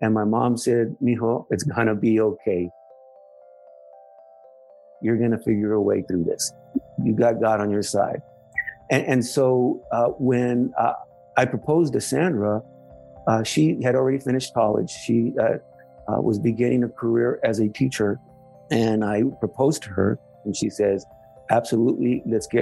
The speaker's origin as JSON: {"language": "English", "town": "San Jose", "region": "California", "country": "United States", "tie": "born or raised there", "said": "I grew up in East San Jose, a working class family"}